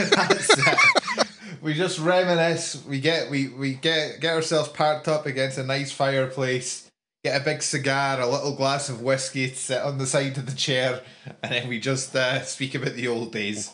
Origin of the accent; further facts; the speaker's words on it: Scotland, United Kingdom; as a Scottish person